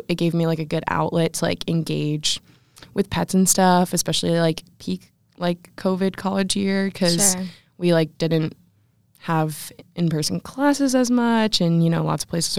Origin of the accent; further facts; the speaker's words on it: Columbus, Ohio, United States; I'm a sophomore integrated strategic communication major. I'm from Columbus, Ohio